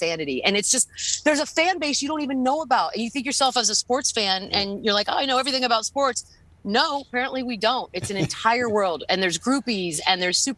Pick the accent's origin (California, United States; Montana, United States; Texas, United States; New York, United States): Texas, United States; me growing up in Texas